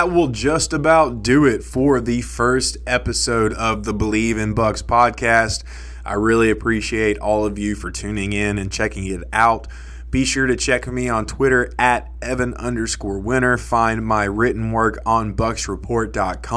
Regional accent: Nashville, Tennessee, United States; I'm from Nashville, Tennessee

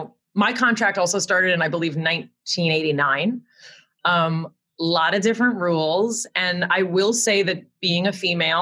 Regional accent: Connecticut, United States; I don't have a great story of like, here, I came from Connecticut. Like, no one was coming from Connecticut.

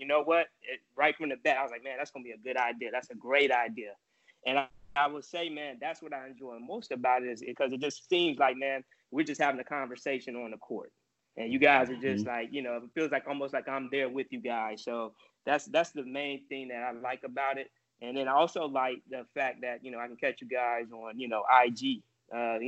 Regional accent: Wilmington, North Carolina, United States; also born or lived in California; now in Buena Park, United States; I'm originally from Wilmington, North Carolina

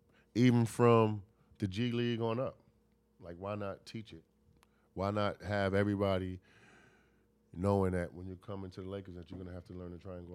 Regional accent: New York, United States; I'm from New York.

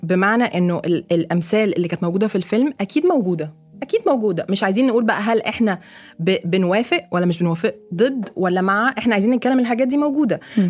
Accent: Egypt; moved away; also born or lived in Lebanon; انا كواحده مصريه اوكي انا عشت في لبنان 8 سنين

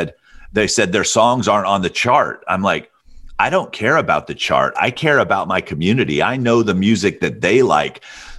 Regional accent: Alabama, United States; I thought to myself, I'm like, okay, I grew up in Alabama. I knew who … was.

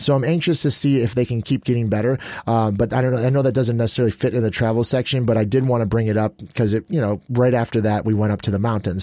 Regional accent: Chicago, Illinois, United States; moved away; I grew up in Chicago.

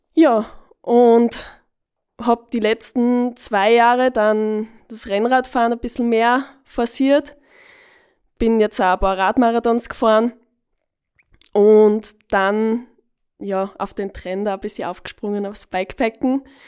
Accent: Eastern Styria, Austria; now in Vienna, Austria; bei uns in der Oststeiermark

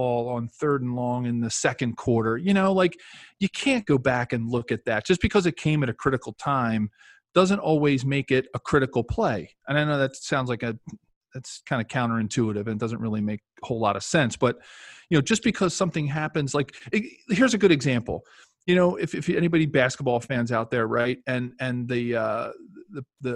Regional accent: Philadelphia, Pennsylvania, United States; we grew up in Philadelphia

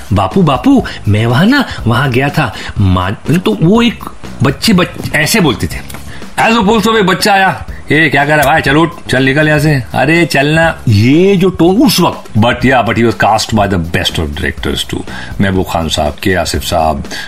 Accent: Mumbai, Maharashtra, India; मैं पैदा हुआ था एक जगह में कॉल्ड बैंड्रा

